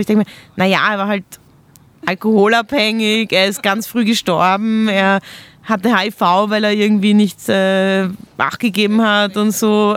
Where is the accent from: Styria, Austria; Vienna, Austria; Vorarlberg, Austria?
Vienna, Austria; wir haben auch ein ähnliches Aufwachsen. Also wir kommen beide aus Wien